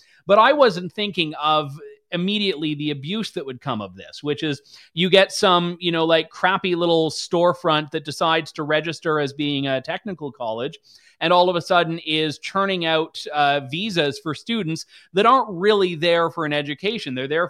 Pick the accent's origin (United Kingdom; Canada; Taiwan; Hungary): Canada; London, Ontario; I'm from London, Ontario